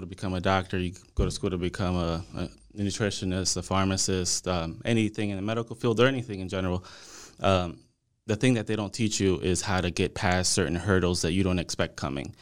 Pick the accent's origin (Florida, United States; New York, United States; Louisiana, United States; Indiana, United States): Louisiana, United States; New Orleans; also born or lived in Monroe, Louisiana; now in Dallas, United States; originally, I'm from New Orleans.